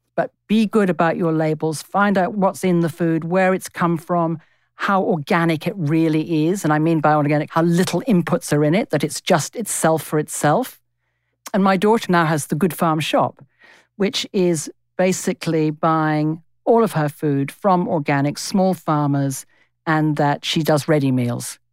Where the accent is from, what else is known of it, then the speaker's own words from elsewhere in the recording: England, United Kingdom; moved away as an adult; now in Australia; I am English in my D N A. It's not just the first twenty years of my life that I spent there.